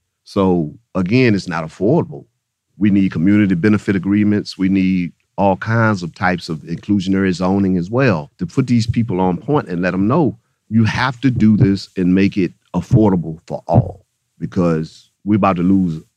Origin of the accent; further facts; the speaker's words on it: United States; I'm born and raised in Northside